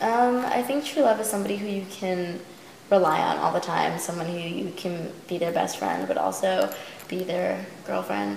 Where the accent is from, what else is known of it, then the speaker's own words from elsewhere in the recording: Long Island, New York, United States; now in Los Angeles, United States; Long Island's a crazy place